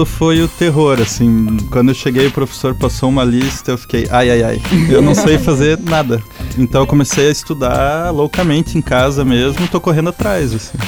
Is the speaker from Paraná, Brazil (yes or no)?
yes; Curitiba, Paraná, Brazil; moved away as an adult; now in Joinville, Brazil; eu sou de Curitiba, não sou daqui.